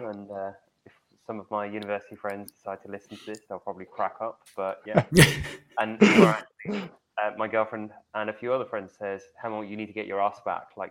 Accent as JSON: {"language": "English", "region": "London", "country": "United Kingdom", "tie": "born or raised there", "said": "I grew up in London."}